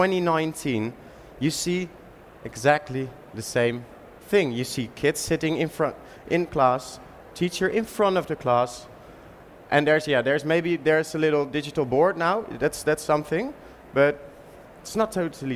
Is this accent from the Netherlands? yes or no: yes; Utrecht, Netherlands; my hometown, Utrecht, the most beautiful city of the Netherlands